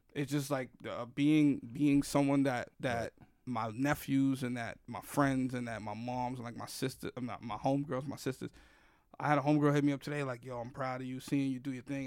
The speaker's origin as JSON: {"language": "English", "town": "New York City", "region": "New York", "country": "United States", "tie": "born or raised there", "said": "I grew up in the Bronx predominantly"}